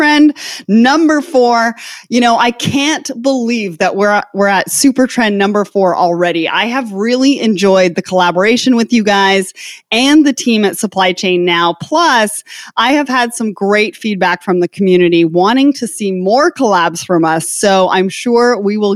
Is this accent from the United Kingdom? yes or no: no; Canada; I come from Canada